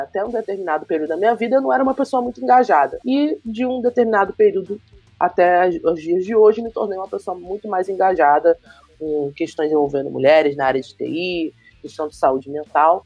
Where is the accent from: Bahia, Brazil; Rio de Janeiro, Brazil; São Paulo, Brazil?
Rio de Janeiro, Brazil; eu sou do Rio de Janeiro, moro no bairro de Campo Grande, sou Zona Oeste